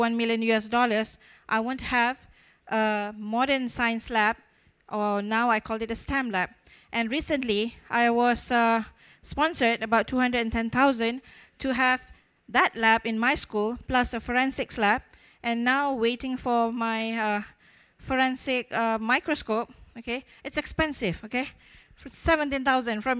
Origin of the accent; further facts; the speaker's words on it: Malaysia; I'm from Malaysia.